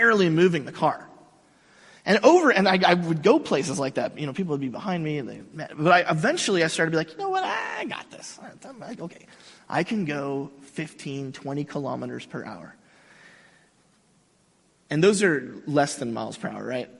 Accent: Mission Viejo, California, United States; I grew up in Southern California. I grew up here in Mission Viejo

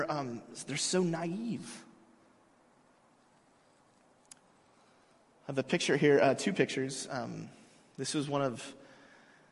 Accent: United States; I'm an American. I'm a part of this community

